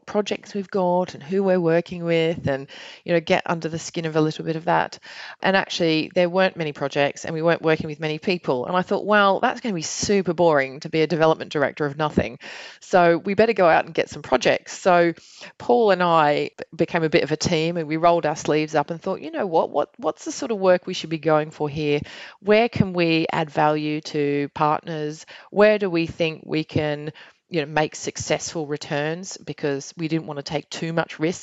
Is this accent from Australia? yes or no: yes; Australia; now in United Kingdom; I'm Australian